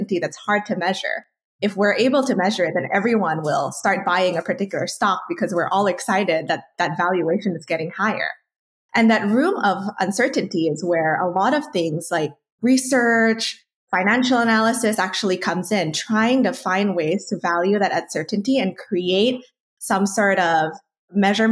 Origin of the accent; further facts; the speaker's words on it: Indonesia; when I was growing up in Indonesia